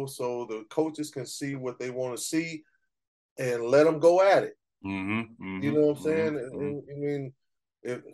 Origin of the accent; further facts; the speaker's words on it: Pasadena, California, United States; also born or lived in Glendora, California; I grew up in Pasadena